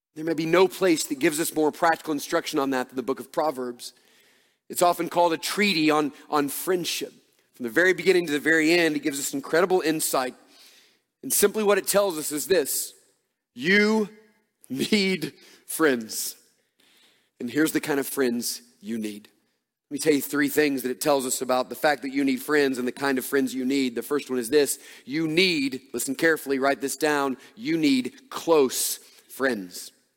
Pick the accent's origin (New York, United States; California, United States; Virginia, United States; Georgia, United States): Georgia, United States; Atlanta; moved away as an adult; also born or lived in Dallas, Texas; now in Oconee County, Georgia, United States; we grew up in Atlanta and were in large churches.